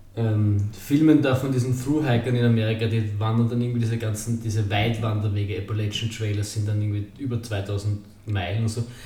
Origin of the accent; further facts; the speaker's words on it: Austria; bei uns in Burgersdorf